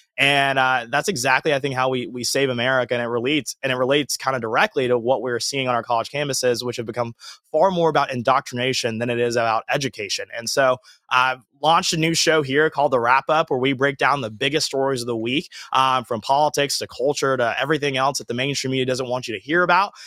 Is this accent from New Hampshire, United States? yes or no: no; Georgia, United States; moved away as an adult; also born or lived in Alabama; now in Los Angeles, United States; I grew up in Georgia, born raised there